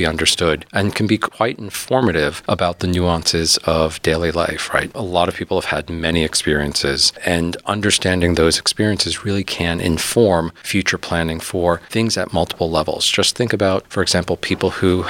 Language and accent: English; New York City, New York, United States; also born or lived in Ithaca, New York; now in Philadelphia, United States; I'm originally from New York City